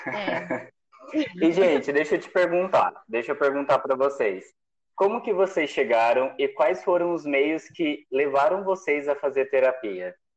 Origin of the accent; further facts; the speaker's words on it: São José, Brazil; moved away as an adult; eu voltei para minha cidade natal